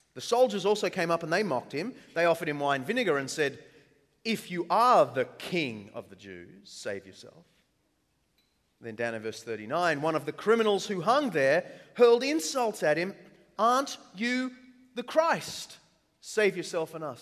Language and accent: English; Australia; accent: Australian; I'm Australian